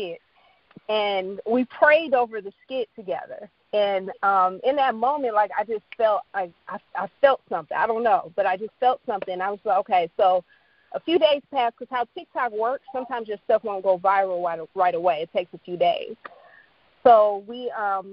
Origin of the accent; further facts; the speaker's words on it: Chicago, Illinois, United States; I am from Chi-Town